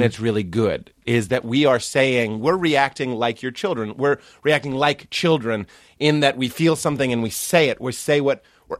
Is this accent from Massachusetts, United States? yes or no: yes; Lexington, Massachusetts, United States; I'm from Lexington, Massachusetts.